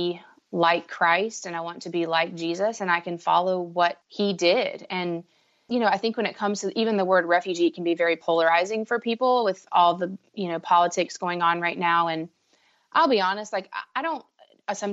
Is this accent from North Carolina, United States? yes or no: yes; Raleigh, North Carolina, United States; I'm from Raleigh, North Carolina.